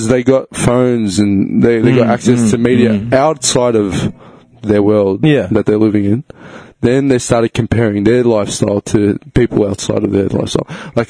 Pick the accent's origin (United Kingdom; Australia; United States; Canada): Australia; Victoria